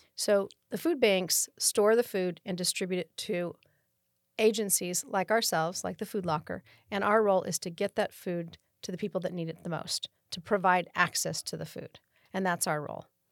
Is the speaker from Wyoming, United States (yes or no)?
no; Oakland, California, United States; moved away as an adult; now in Rancho Cordova, United States; I was born in Oakland, California, in the East Bay